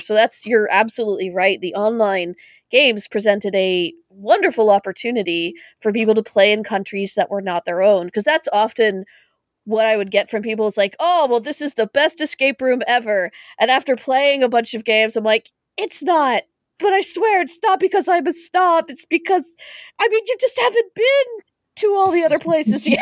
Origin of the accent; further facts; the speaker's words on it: Canada; As a Canadian